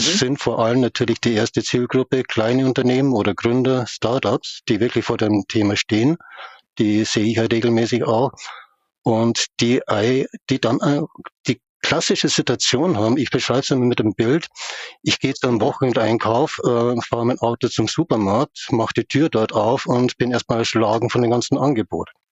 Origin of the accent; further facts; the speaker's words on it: Upper Palatinate and Munich, Bavaria, Germany; aufgewachsen in der Oberpfalz und in München